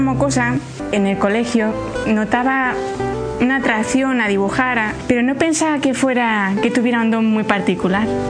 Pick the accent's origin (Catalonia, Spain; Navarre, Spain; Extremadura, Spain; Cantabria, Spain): Cantabria, Spain; Santander; Yo nací en Santander